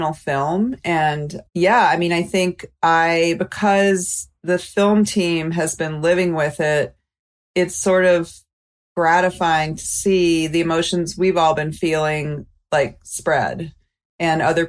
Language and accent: English; Mobile, Alabama, United States; I'm from Mobile, Alabama